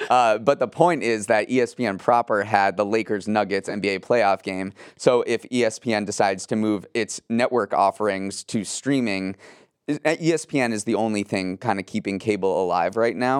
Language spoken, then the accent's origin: English; Western Massachusetts, United States; growing up in Western Massachusetts